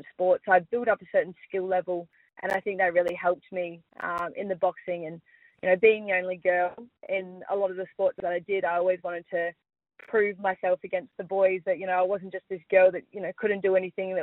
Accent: Perth, Western Australia, Australia; moved away as an adult; also born or lived in Gosnells; now in Victoria, Australia; born and raised in Perth. I've lived in Gosnells for most of my life

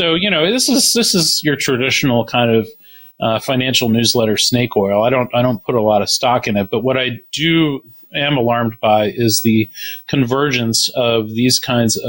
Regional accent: Baltimore, Maryland, United States; based in Baltimore, my hometown

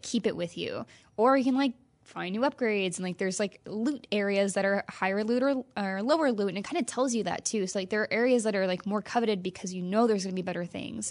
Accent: Midwest, United States; now in California, United States; I grew up in the Midwest.

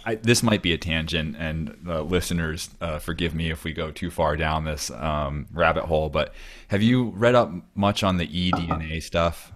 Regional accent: Cape Cod, Massachusetts, United States; moved away; growing up where I grew up on Cape Cod

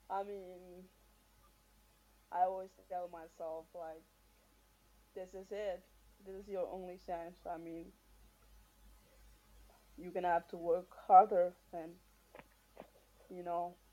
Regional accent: Marshall Islands; born or raised there; moved away as an adult; now in United States

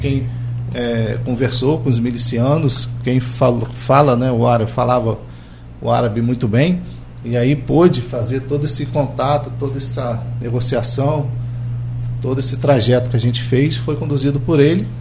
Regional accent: Campos dos Goytacazes, Rio de Janeiro, Brazil; como campista, como brasileiro

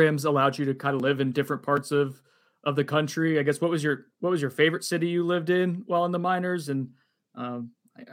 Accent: Connecticut, United States; moved away; I'm from Connecticut originally

